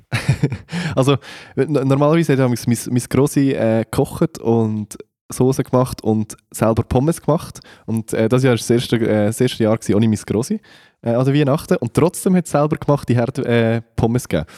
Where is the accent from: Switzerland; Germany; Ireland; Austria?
Switzerland; also born or lived in Central Switzerland; als Schweizer